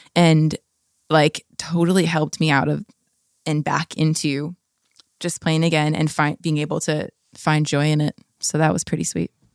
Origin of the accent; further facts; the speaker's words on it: La Habra, California, United States; I grew up in La Habra, Fullerton area